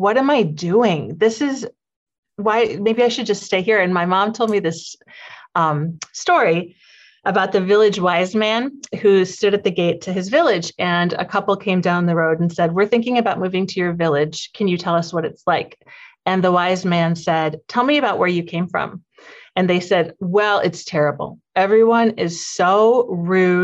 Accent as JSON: {"language": "English", "town": "Sioux Falls", "region": "South Dakota", "country": "United States", "tie": "born or raised there", "said": "this is my hometown. I grew up in Sioux Falls"}